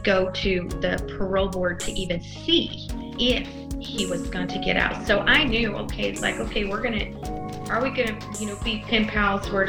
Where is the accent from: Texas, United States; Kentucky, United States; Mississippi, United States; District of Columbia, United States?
Texas, United States; I was from Texas